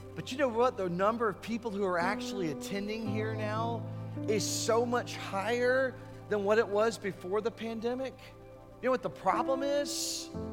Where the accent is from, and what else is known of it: United States